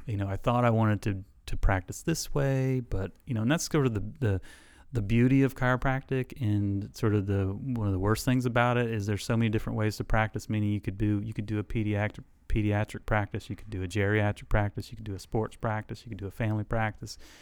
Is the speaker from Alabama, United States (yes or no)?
yes; South Alabama, United States; moved away as an adult; also born or lived in Illinois; now in Elizabeth City, United States; I grew up, like, a half an hour from there. So I grew up in South Alabama.